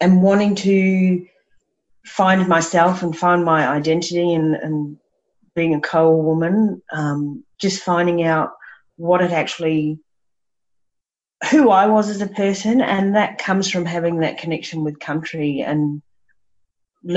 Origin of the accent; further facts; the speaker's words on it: Brisbane, Queensland, Australia; also born or lived in Bribie Island; I grew up around Brisbane and Bribie Island and the beach and had horses